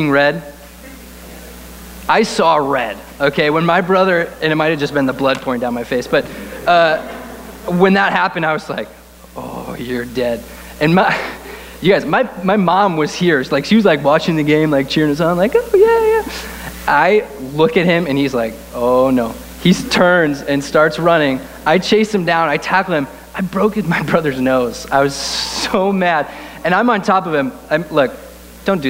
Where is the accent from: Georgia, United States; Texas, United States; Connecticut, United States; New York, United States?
Connecticut, United States; we grew up in the Northeast in a little state called Connecticut.